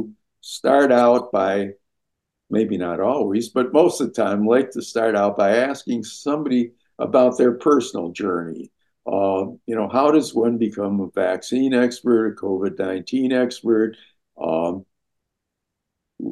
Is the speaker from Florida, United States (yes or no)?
no; Minneapolis, Minnesota, United States; I grew up in Minneapolis, where the Sister Kenny Institute was